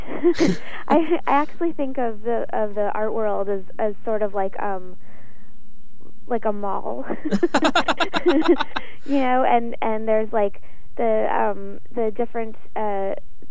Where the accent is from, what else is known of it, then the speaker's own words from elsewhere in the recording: West Palm Beach, Florida, United States; my hometown in West Palm Beach